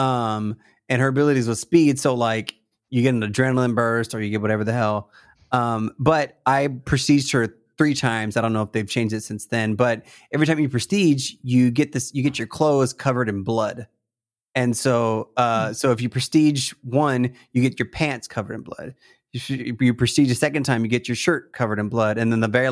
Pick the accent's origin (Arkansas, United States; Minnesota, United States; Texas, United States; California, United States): California, United States; I'm from California